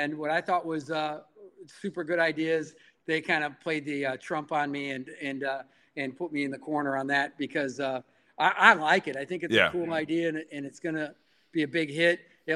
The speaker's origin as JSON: {"language": "English", "region": "Midwest", "country": "United States", "tie": "born or raised there", "moved": "as an adult", "lives_now": "San Jose, United States", "said": "when I grew up in the Midwest"}